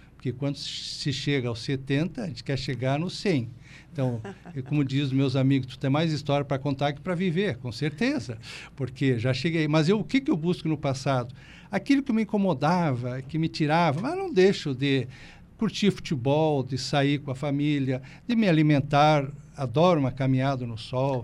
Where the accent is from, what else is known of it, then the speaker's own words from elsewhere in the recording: Rio Grande do Sul, Brazil; moved away as an adult; also born or lived in Porto Alegre; now in Criciúma, Brazil; volto para o Rio Grande do Sul para passeio